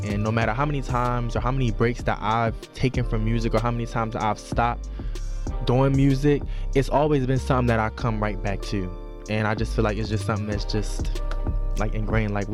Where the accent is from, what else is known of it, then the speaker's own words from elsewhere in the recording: Baltimore, Maryland, United States; moved away; growing up in Baltimore, for real. I mean, it was good. It was a good experience for me. Like that's where like all my family is from.